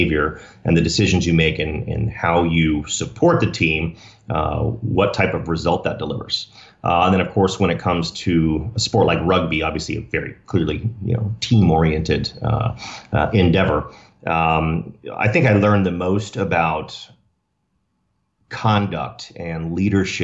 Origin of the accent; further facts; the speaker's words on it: Dallas, Texas, United States; now in Rancho Santa Fe, United States; Born and raised in Dallas, Texas.